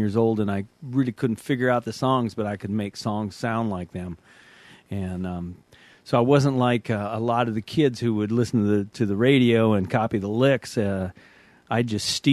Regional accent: Tacoma, Washington, United States; I'm a kid from Tacoma, Washington

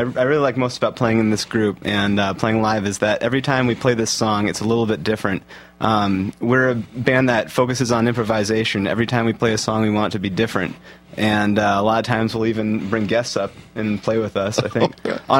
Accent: Salem, Oregon, United States; moved away as an adult; now in Tacoma, United States; I was from Salem, Oregon, and I used to play in a couple bands down in Eugene.

